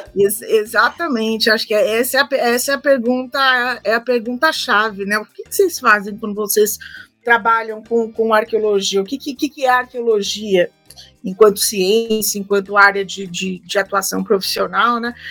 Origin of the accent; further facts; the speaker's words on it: São Paulo, Brazil; sou de São Paulo, capital